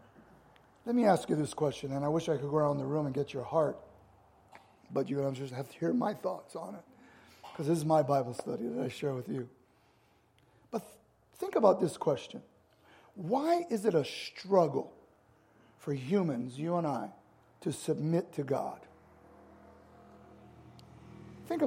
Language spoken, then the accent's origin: English; United States; I'm an American